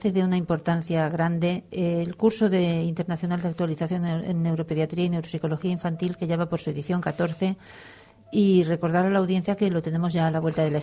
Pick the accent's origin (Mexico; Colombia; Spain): Spain; Valencia, Valencian Community; a mí como valenciana me satisface